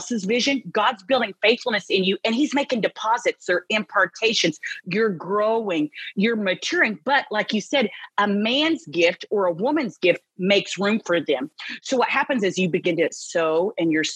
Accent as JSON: {"language": "English", "region": "Texas", "country": "United States", "said": "I'm from Texas"}